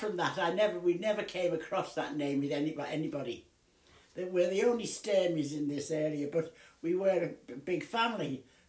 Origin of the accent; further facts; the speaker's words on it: Ince Blundell, North West England, United Kingdom; moved away as an adult; also born or lived in Melling; now in Formby, United Kingdom; I was born in and lived all my early years in Ince, Blundell.